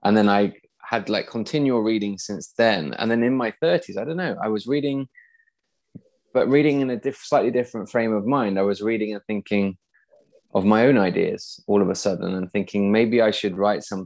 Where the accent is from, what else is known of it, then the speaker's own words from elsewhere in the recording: east of Nottingham, East Midlands, United Kingdom; now in Sweden; I was a really shy, awkward kid when I was growing up in the Midlands, kind of east of Nottingham.